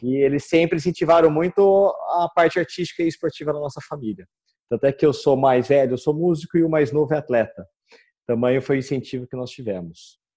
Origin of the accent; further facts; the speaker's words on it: Campinas, São Paulo, Brazil; eu sou de Campinas